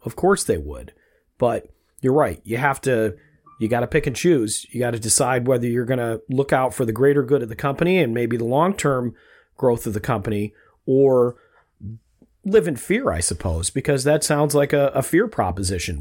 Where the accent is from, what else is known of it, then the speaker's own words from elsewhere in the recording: Rochester, New York, United States; we grew up in Rochester, New York